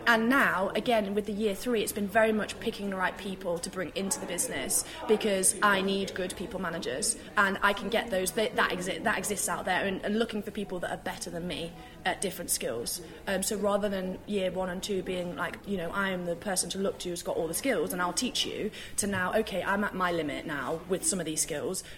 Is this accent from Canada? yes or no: no; United Kingdom; as British people, we